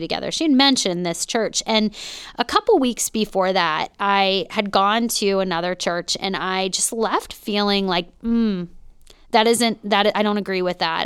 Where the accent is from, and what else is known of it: Pittsburgh, Pennsylvania, United States; born or raised there; moved away as an adult; also born or lived in North Hills, Pittsburgh